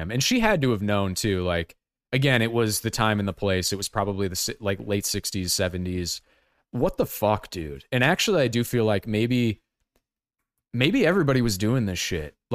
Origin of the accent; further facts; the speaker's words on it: Ohio, United States; like I'm from Ohio and I'm a production assistant.